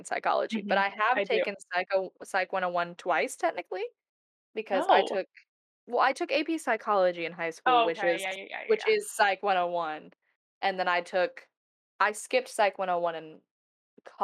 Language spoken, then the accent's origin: English; Huntsville, Alabama, United States; moved away; I grew up in Rocket City